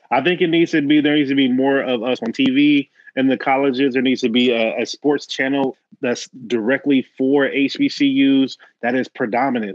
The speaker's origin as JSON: {"language": "English", "town": "Dayton", "region": "Ohio", "country": "United States", "said": "I'm from Dayton"}